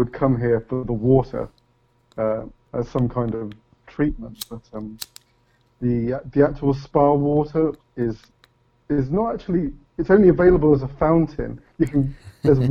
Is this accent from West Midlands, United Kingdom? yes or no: yes; Leamington Spa, West Midlands, United Kingdom; also born or lived in Coventry; I was born there, but moved to Leamington when I was very, very young. So young that I don't even remember the move. But I could say not exactly born, but certainly raised in Leamington